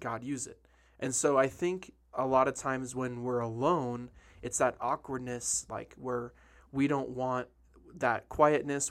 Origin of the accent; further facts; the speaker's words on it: Detroit, Michigan, United States; moved away; I grew up in Detroit when I was a kid